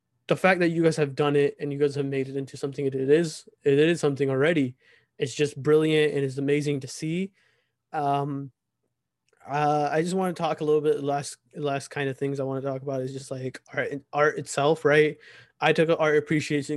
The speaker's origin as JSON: {"language": "English", "country": "United States", "tie": "born or raised there", "said": "here in America, for us growing up in America"}